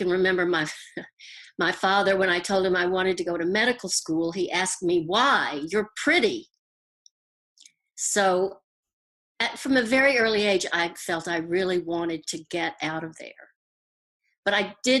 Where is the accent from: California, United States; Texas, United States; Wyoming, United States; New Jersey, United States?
Texas, United States; Houston; accent: Southern; moved away as an adult; now in New York, United States; I am from Texas. I was born in Houston.